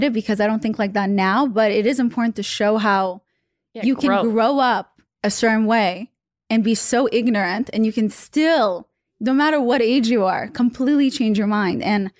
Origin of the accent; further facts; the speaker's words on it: Russia; English is a second language; I mean, a good example is I'm from Russia.